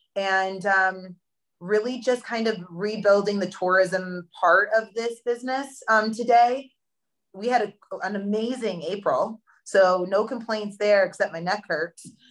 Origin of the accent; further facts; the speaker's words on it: Hunter, New York, United States; I grew up in a small town in upstate New York called Hunter Mountain.